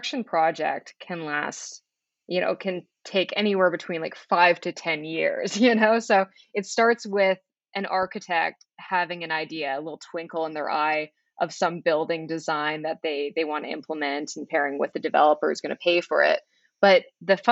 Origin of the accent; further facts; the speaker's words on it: Flin Flon, Manitoba, Canada; also born or lived in Winnipeg; now in Toronto, Canada; I'm from Flin Flon, Manitoba. It's a tiny northern town, 800 kilometers north of absolutely anything. But yeah, so I'm originally from Flin Flon